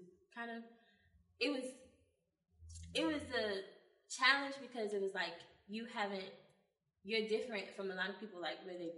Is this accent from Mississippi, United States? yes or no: yes; Newton, Mississippi, United States; also born or lived in Jackson, Mississippi; she put me in our local theater in my hometown, Newton, Mississippi